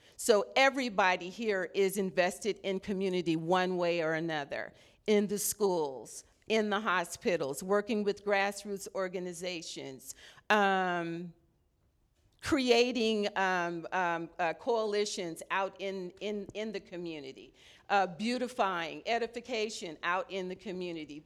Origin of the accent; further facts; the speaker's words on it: Los Angeles, California, United States; now in Sacramento, United States; I'm originally from Los Angeles, so I'm a L A native